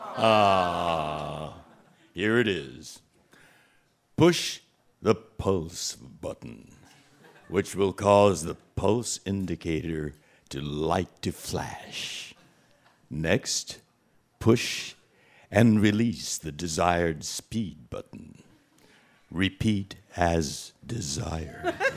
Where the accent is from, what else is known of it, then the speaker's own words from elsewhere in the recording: California, United States; we in California